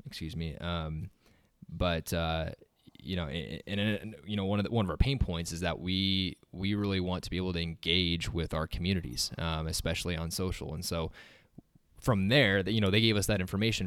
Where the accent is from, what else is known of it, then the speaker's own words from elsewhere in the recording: Waverly, Nebraska, United States; I'm from Waverly originally, just right up the road from here